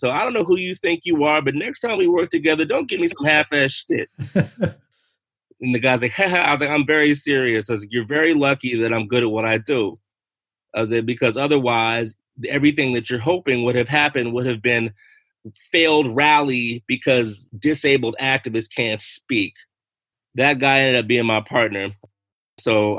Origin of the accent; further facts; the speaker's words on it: the South, United States; I'm from the South